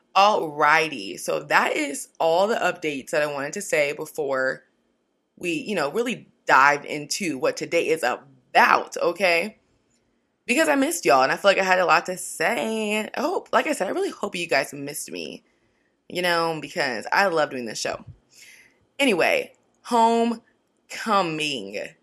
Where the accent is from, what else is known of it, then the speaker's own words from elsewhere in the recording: Washington, United States; now in Orange County, United States; growing up in Washington, it's not like there was a lot of Black people everywhere. Now I live in Orange County